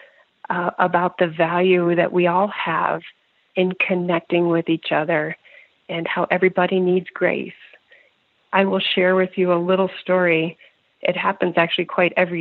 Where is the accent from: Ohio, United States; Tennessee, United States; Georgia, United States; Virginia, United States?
Virginia, United States; Northern; also born or lived in Pennsylvania; I grew up in Northern Virginia